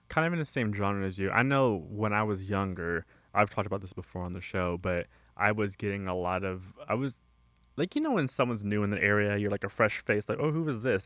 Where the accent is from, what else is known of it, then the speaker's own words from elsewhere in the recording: California, United States; I am from California, and I've lived in California most of my life